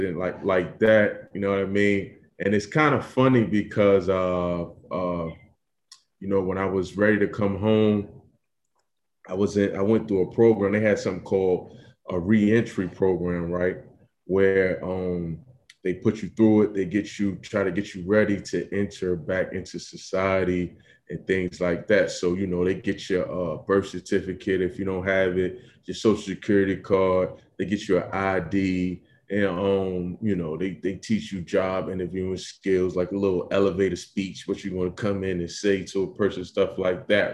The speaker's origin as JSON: {"language": "English", "region": "New York", "country": "United States", "moved": "yes", "lives_now": "Philadelphia, United States", "said": "I'm originally from New York, but I currently reside in Philadelphia."}